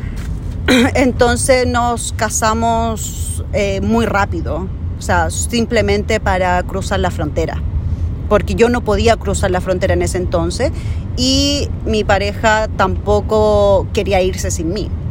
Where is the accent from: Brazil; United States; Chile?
Chile; moved away as an adult; also born or lived in Canada; now in Vancouver, Canada; yo soy de Chile, conocí mi actual marido en Chile